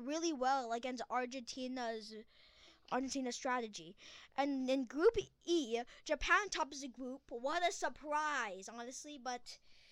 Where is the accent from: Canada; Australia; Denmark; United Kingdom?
Canada; As a Canadian